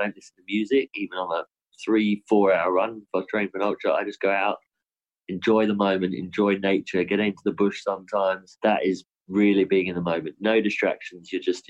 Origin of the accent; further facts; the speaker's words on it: United Kingdom; now in Australia; my home country